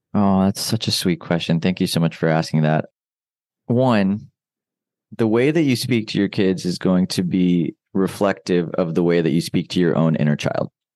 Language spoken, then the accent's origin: English; United States; I grew up in, in the States